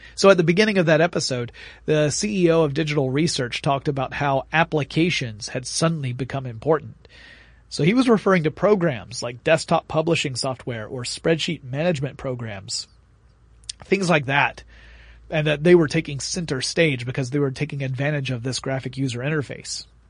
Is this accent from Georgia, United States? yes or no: yes; Atlanta, Georgia, United States; I'm from Atlanta, Georgia